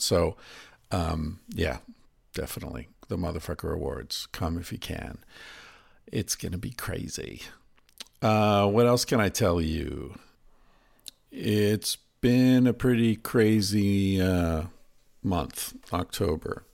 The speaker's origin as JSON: {"language": "English", "country": "United States", "said": "I'm American"}